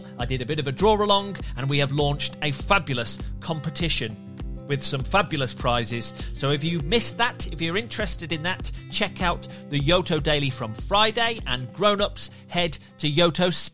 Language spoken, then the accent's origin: English; Birmingham, West Midlands, United Kingdom; I grew up in Birmingham in England